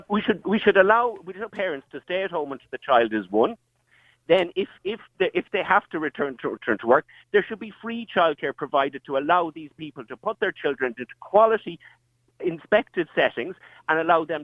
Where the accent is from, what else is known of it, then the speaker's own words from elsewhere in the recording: Connacht, Ireland; I've never swung a hurl in my life. I'm from Mayo.